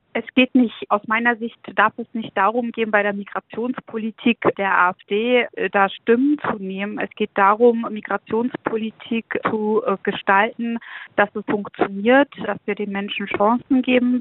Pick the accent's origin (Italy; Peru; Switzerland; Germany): Germany; Schwerin, Mecklenburg-Vorpommern; in meiner Heimatstadt Schwerin